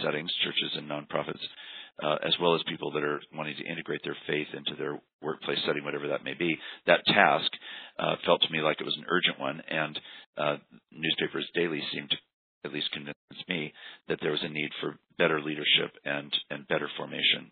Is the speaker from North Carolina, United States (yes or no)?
no; Washington, United States; moved away; also born or lived in Berkeley, California; I was raised in Washington State